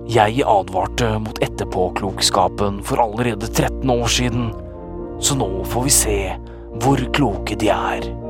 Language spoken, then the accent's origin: Norwegian; Finnmark, Norway; Jeg er jo fra Finnmark, så først så prøvde jeg å få gjennom bare Finnmark.